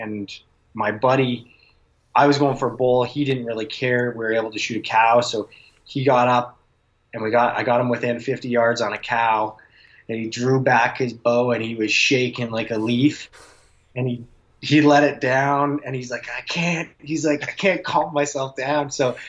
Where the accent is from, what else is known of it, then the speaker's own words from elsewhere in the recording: Calgary, Alberta, Canada; And I grew up in Calgary, so I go back out there every summer, and I pretty much farm all summer long